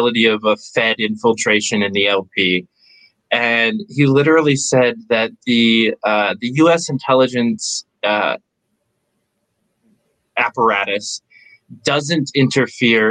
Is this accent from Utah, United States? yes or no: no; New York, United States; I'm from New York